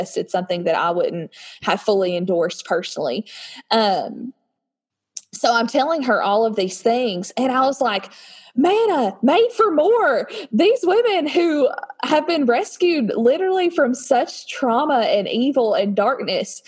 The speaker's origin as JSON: {"language": "English", "town": "Nashville", "region": "Tennessee", "country": "United States", "said": "I'm from Tennessee near the Nashville area"}